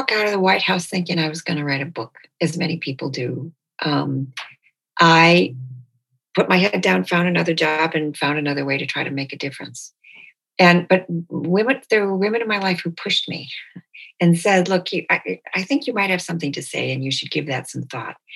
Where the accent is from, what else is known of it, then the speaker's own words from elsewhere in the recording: Detroit, Michigan, United States; born there; It never occurred to me that I was born in Detroit. It never occurred to me that my family and I were anything but Americans with this Bolivian heritage.